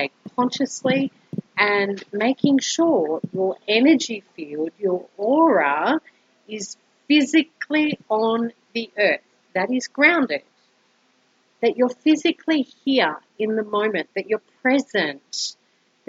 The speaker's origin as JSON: {"language": "English", "town": "Brisbane", "region": "Queensland", "country": "Australia", "moved": "as an adult", "lives_now": "Colombia", "said": "I am originally from Brisbane, Australia, and have been living in Colombia for almost 2 years now"}